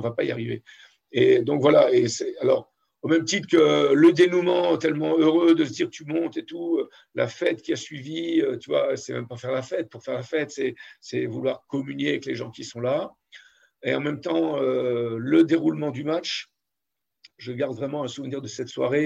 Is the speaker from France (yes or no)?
yes; Metz, Grand Est, France; je suis messin, même si je suis né à Grand, je suis messin, je suis arrivé à Metz, j'avais à peine deux ans